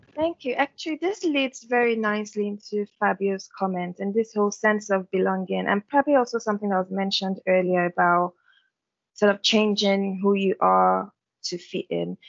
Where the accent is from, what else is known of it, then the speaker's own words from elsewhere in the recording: Yorubaland, Nigeria; I am Nigerian as well. And am Yoruba, I'm from a majority ethnic group.